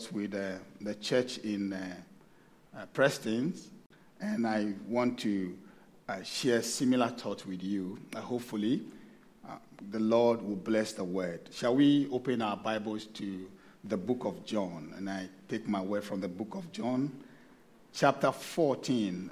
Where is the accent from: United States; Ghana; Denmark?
Ghana; moved away as an adult; now in Sydney, Australia; I'm originally from Ghana, but I've been here for a couple of years now